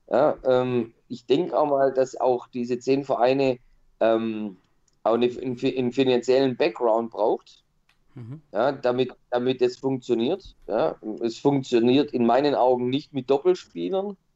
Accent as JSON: {"language": "German", "town": "Stuttgart", "region": "Baden-Württemberg", "country": "Germany", "said": "also ich als Stuttgarter, kann mir nicht vorstellen"}